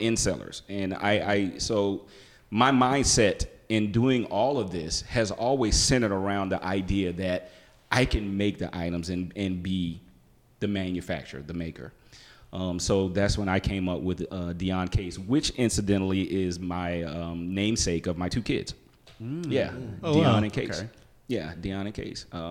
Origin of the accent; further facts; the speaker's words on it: South Carolina, United States; moved away as an adult; South Carolina homegrown, South Carolina State University. Kappa Kappa Psi, band frat. Not a Greek, but hey, we got our ass kicked just as much. So I'm from South Carolina